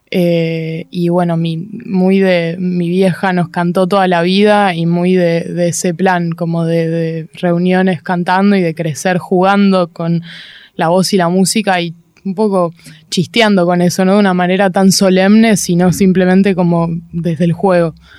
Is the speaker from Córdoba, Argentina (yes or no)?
no; Buenos Aires, Argentina; soy de acá, soy de Capital, eh, crecí crecí en Palermo, o muy, muy porteña